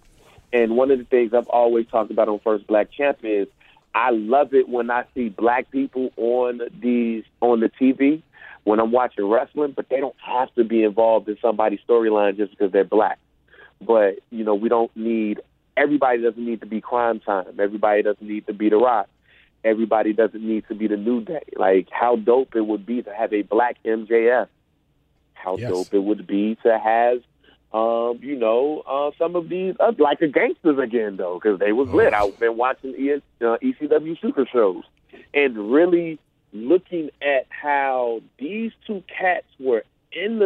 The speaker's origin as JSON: {"language": "English", "area": "Freeport", "region": "Illinois / west side of Chicago", "country": "United States", "said": "We're two guys from Freeport, Illinois, and from the west side of Chicago"}